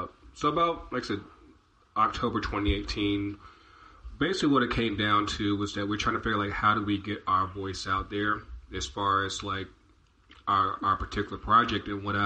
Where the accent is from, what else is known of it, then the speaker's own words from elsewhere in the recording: United States; now in Atlanta, United States; Because me, I come from Richmond in D.C.